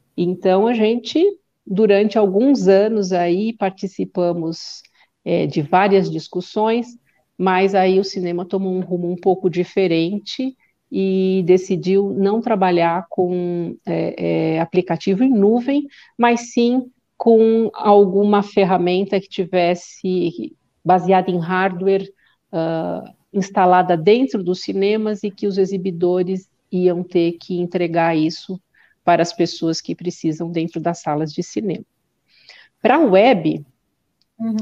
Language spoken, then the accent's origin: Portuguese; São Paulo, Brazil; eu sou do Ipiranga, e morei lá muitos anos